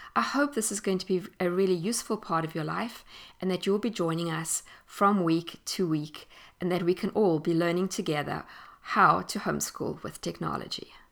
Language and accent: English; South Africa; moved away as an adult; I am South African, and I grew up there and spent most of my life in South Africa.